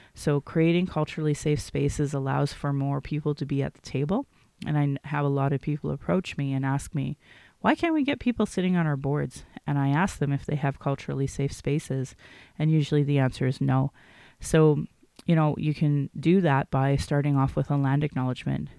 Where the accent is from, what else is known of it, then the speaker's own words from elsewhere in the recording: Calgary, Alberta, Canada; I was born in Calgary